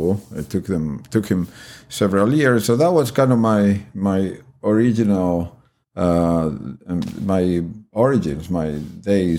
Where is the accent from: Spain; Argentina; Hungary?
Argentina; moved away as an adult; now in United States; I'm originally from Argentina